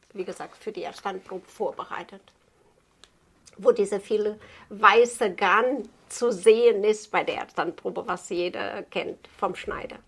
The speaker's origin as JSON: {"language": "German", "country": "Portugal", "tie": "born or raised there", "second_language": "German", "moved": "as an adult", "said": "Ich bin gebürtiger Portugies und habe das bei meiner Meisterin noch so gelernt"}